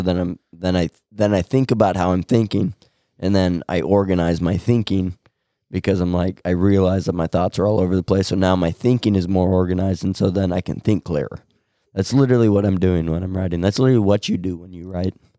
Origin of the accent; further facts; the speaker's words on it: Winside, Nebraska, United States; I'm from Winside, Nebraska